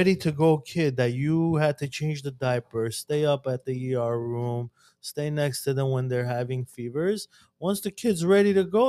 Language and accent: English; California, United States; I mean, I'm a Californian. We're all Californians.